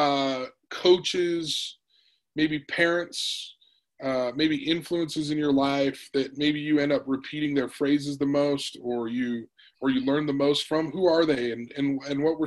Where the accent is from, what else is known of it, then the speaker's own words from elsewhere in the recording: Utah, United States; I grew up in Utah